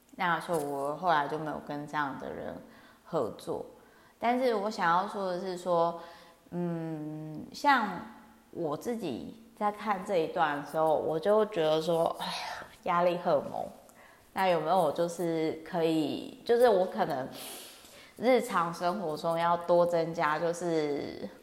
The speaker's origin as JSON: {"language": "Chinese", "region": "Kaohsiung", "country": "Taiwan", "tie": "born or raised there", "moved": "yes", "lives_now": "Taipei, Taiwan", "said": "因为我老家呢是乡下高雄"}